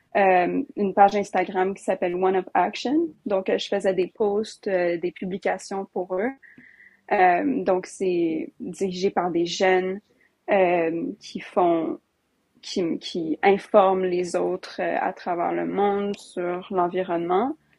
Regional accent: Alberta, Canada; je viens de l'Alberta

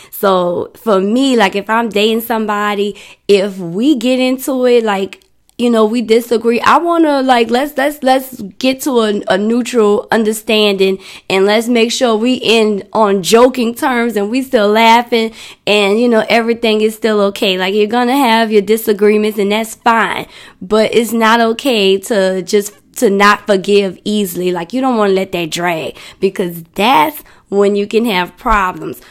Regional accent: New Orleans, Louisiana, United States; I'm from New Orleans

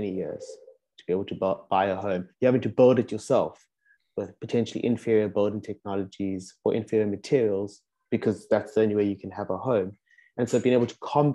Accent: South Africa; moved away as an adult; now in Amsterdam, Netherlands; also born and raised in South Africa, or in Africa, in my case in South Africa, moved also to Amsterdam about a year and a half ago now

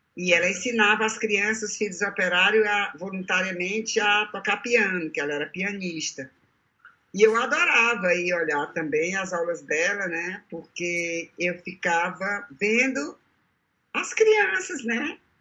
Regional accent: Fortaleza, Ceará, Brazil; nasci ali na Travessa Viseu

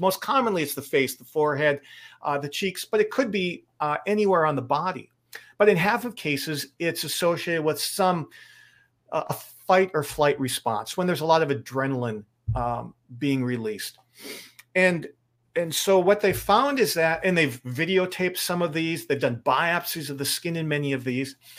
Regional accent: Lake Michigan, Midwest, United States; I grew up near Lake Michigan

